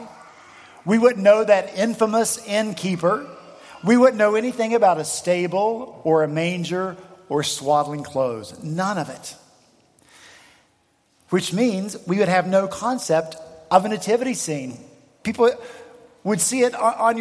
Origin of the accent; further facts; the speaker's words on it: Appalachian Mountains, United States; now in Charleston, United States; I'm from the Appalachian Mountains